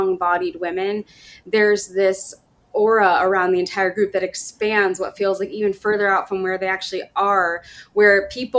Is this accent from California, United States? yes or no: yes; Sacramento, California, United States; moved away as an adult; also born or lived in Washington, D.C.; I'm from Sacramento, it's my hometown